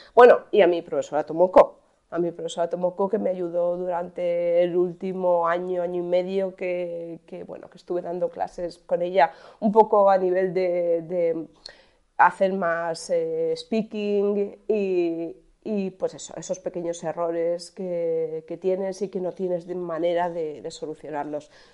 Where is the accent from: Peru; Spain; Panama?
Spain; Alcoy, Valencian Community; yo nací en Alcoy, en Alicante.